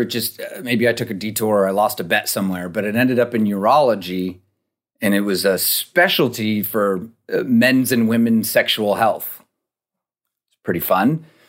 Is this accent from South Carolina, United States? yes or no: no; Rochester, New York, United States; moved away; also born or lived in Fort Collins, Colorado; I grew up in Rochester, New York, you know, snow belt.